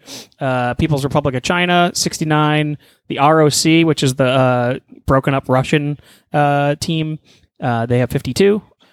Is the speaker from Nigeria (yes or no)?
yes; Nigeria; I'm Nigerian, dude.